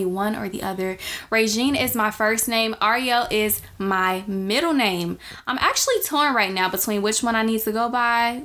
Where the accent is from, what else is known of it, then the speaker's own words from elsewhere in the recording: Chicago, Illinois, United States; I'm from Chicago, Illinois